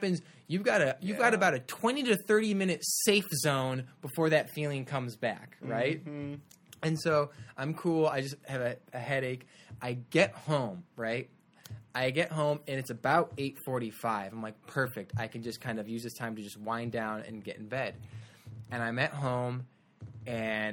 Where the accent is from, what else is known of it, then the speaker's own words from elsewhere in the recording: Glen Ellyn, Illinois, United States; I'm from Glen Ellyn, Illinois